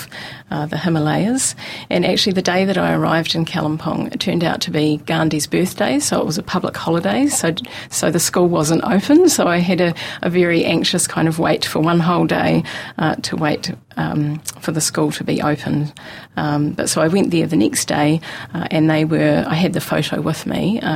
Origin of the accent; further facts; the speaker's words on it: Mosgiel, Otago, New Zealand; I grew up in Mosgiel